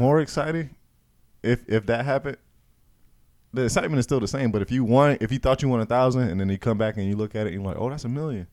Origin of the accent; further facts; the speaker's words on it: Gainesville, Florida, United States; this is my hometown